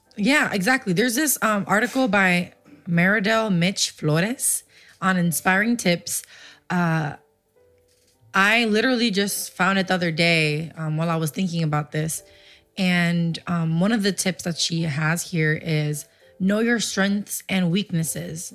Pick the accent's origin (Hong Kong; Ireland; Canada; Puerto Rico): Puerto Rico; moved away; also born or lived in Livingston, New Jersey / Paterson, New Jersey; So when we lived there, I was about three years old is when we moved to Puerto Rico.